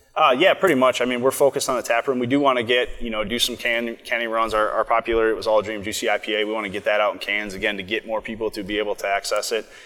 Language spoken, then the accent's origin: English; Coon Rapids, Minnesota, United States; I'm from Minnesota. I'm from Coon Rapids, so I grew up kind of in the northern suburbs